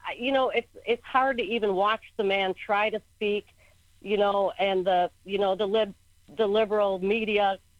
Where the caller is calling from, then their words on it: Kauai, Hawaii, United States; I'm calling from Hawaii.